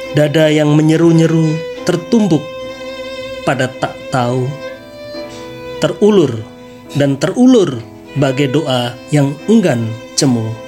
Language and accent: Indonesian; Jakarta, Indonesia; berasal dari Jakarta Timur